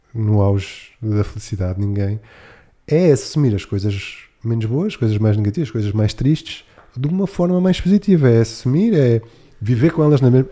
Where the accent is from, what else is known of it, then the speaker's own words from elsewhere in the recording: Algarve, Portugal; now in Lisbon, Portugal; no Algarve, eu sou algarvio